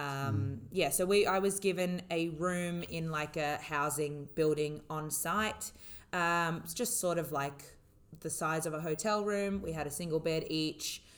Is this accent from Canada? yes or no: no; Australia; now in United Arab Emirates; I was living and working in the UAE as an Australian